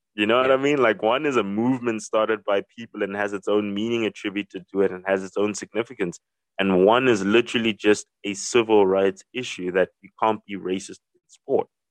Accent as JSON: {"language": "English", "country": "South Africa", "said": "as a South African"}